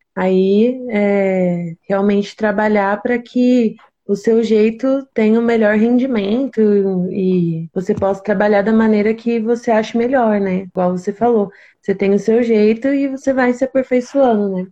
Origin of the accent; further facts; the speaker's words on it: interior of São Paulo, Brazil; eu sou daqui do interior de São Paulo.